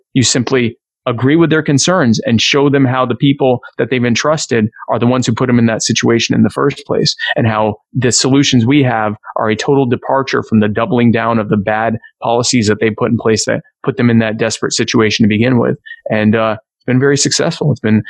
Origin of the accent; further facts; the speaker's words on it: Myrtle Beach, South Carolina, United States; also born or lived in Baltimore; So I grew up in Myrtle Beach. I don't sound like it because my parents are both from up north, but I was born in Baltimore, but raised in the deep south. So I've lived in Myrtle Beach pretty much my whole life.